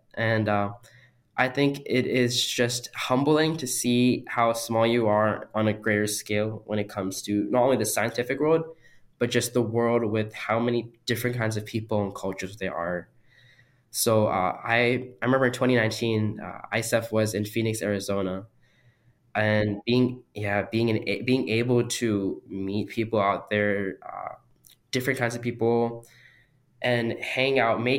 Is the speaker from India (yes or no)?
yes; India; born there; I was born in India and I've gone there several times. I've lived there for months at a time over summer vacation.